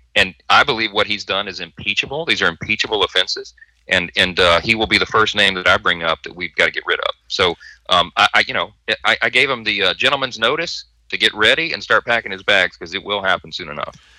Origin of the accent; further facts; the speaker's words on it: Louisiana, United States; we're from Louisiana